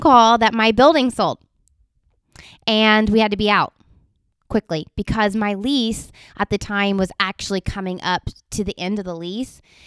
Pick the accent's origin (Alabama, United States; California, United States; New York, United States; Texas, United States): Texas, United States; Montgomery; growing up in Montgomery, that's where I actually graduated from high school